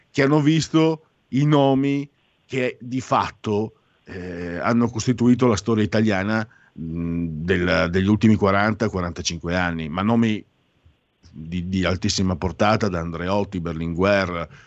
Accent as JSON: {"language": "Italian", "region": "Friuli-Venezia Giulia", "country": "Italy", "said": "io sono friulano, ci starebbe anche un, un parolone forte"}